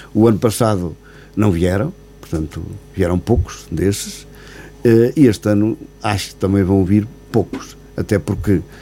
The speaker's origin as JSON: {"language": "Portuguese", "town": "Sabugal", "region": "Guarda", "country": "Portugal", "tie": "born or raised there", "said": "os 12 anos de presidente junto à freguesia da Rovina, da minha aldeia, portanto, a aldeia onde eu nasci e aldeia, onde vivo, onde resido também."}